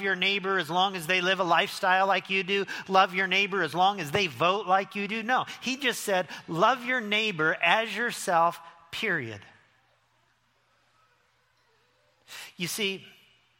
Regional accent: Lincoln, Illinois, United States; moved away as an adult; also born or lived in Las Vegas; growing up in the little town that I grew up in Lincoln, Illinois

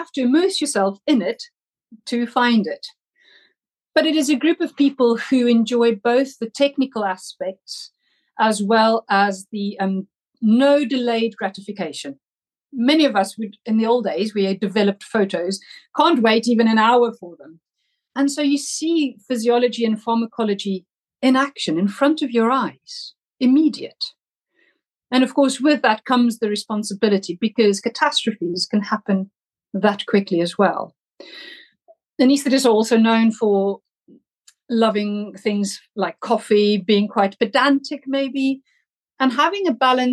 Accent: South Africa; moved away as an adult; also born or lived in Germany / Scotland; now in Oxford, United Kingdom; I was born in Germany, but grew up in South Africa, and that's where I studied medicine

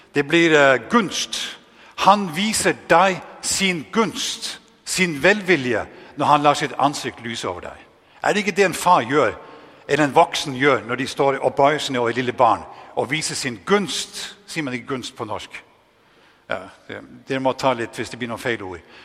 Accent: Northern Norway, Norway; accent: Northern Norwegian; moved away; also born or lived in Denmark; nesten helt ekstremt dialekt nordnorsk, fordi det er det eneste jeg har med meg

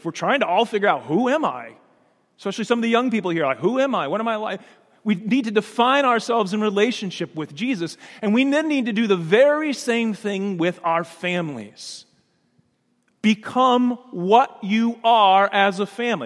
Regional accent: Danville, Illinois, United States; that little yellow house that I grew up in on Logan Avenue in Danville, Illinois

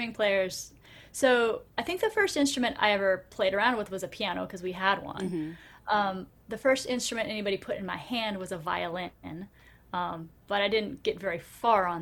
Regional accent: Cupertino, California, United States; now in San Diego, United States; I grew up south of San Francisco in a small town called Cupertino, which you might have heard of because that's the home of Apple Computer

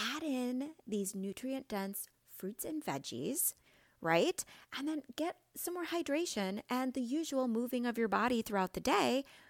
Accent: Midwest, United States; I'm from the Midwest

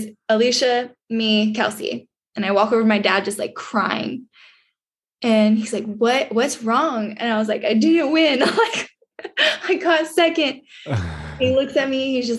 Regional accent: Canada; with being a Canadian vaulter, there's competitions, you know, Europe, wherever, they don't want a field of all US vaulters.

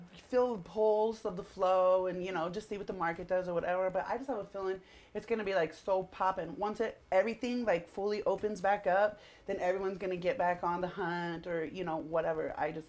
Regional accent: Seattle, Washington, United States; So, I mean, I've been all over the place. I'm from Seattle. I've lived in 9 different states.

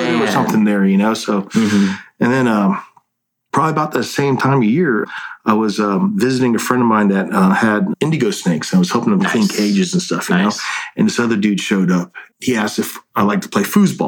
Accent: North Carolina, United States; also born or lived in Florida; now in Nevada, United States; I grew up in North Carolina

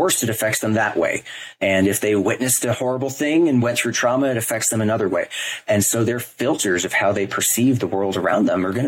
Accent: New York, United States; moved away as an adult; now in Los Angeles, United States; I'm from New York. I'm born and bred and raised there

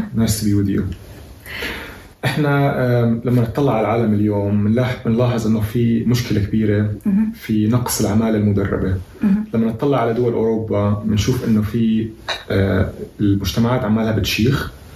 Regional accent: Palestine; احنا كشعب فلسطيني

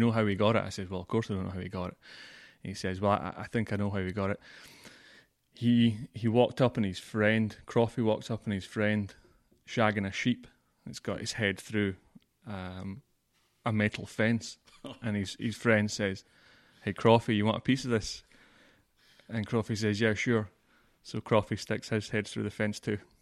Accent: Scotland, United Kingdom; moved away; I'm from Scotland

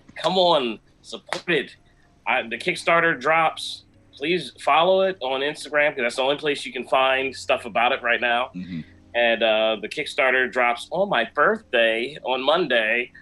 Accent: Jamaica; moved away; being a Jamaican

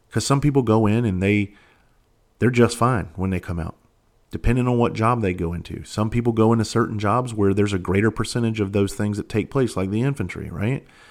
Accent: Bluffton, South Carolina, United States; moved away as an adult; also born or lived in Charleston, South Carolina; I'm actually from Bluffton, South Carolina. I graduated, I graduated Hilton Head High School in nineteen ninety-six

